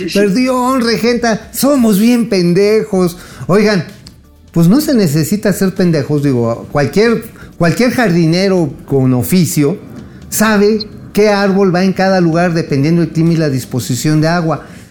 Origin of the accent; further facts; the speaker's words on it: Mexico; como mexicano